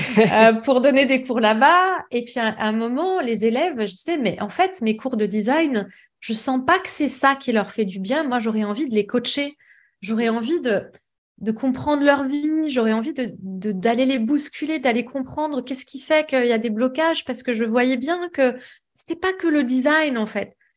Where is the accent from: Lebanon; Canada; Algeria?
Lebanon; moved away as an adult; now in Paris, France; je suis libanaise, donc j'ai fait mes études au Liban